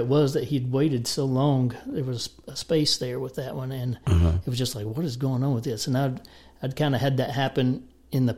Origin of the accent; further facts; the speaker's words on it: East Tennessee, United States; I'm from East Tennessee too